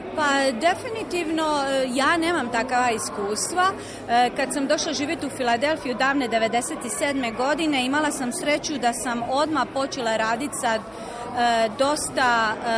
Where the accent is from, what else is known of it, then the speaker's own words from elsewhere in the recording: Trogir, Split-Dalmatia County, Croatia; also born or lived in Zagreb, Croatia; now in Philadelphia, United States; kad sam ja iz Trogira, jedne male sredine, recimo i glazbene sredine, došla u Zagreb